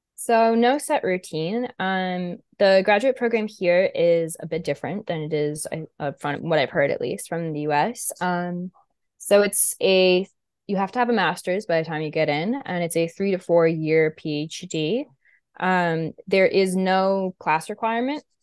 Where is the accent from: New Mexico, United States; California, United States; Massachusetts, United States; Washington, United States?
Massachusetts, United States; Westport; I grew up in Westport, so, like, in Massachusetts